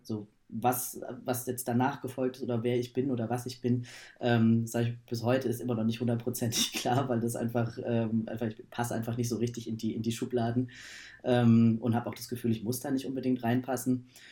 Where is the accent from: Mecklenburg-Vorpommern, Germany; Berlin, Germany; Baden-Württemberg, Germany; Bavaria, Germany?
Berlin, Germany; ich komme aus Berlin